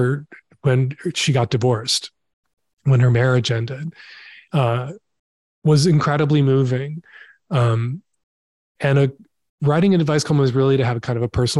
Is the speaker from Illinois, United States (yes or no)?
yes; Chicago, Illinois, United States; I grew up in Chicago